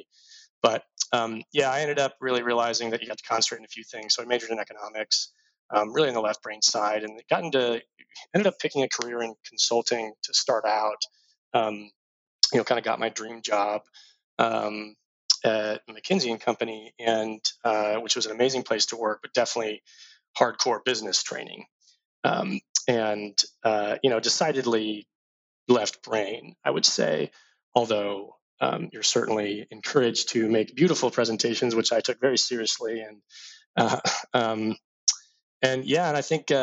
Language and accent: English; Dallas, Texas, United States; moved away as an adult; also born or lived in Houston; I was born in Houston, raised in Dallas, had a pretty awesome childhood